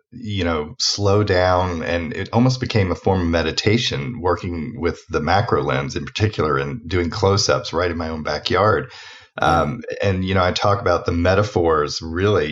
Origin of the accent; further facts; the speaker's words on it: Atlanta, Georgia, United States; I'm from Atlanta originally, trying to lose the accent, not doing a very good job